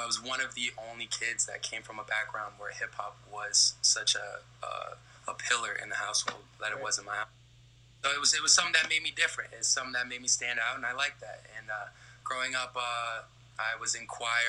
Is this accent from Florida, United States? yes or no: yes; Lee County, Florida, United States; I come from Lee County, Florida